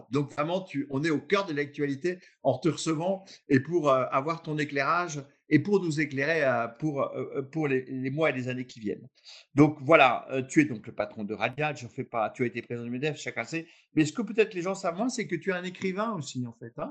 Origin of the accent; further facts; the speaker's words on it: France; chez nous en France.